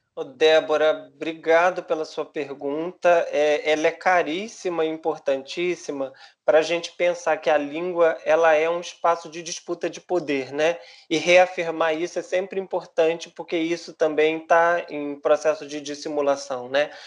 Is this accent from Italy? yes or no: no; Brazil; a nossa história enquanto brasileiros